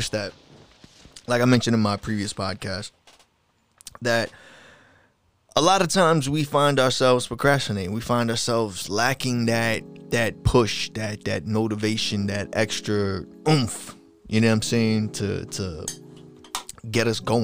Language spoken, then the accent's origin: English; Long Island, New York, United States; accent: New Yorkian Long Islandish; I'm from Long Island, New York.